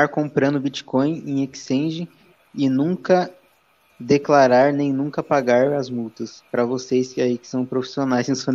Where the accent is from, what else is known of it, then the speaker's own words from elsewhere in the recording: Campinas, São Paulo, Brazil; como sabe que sou de Campinas, porra?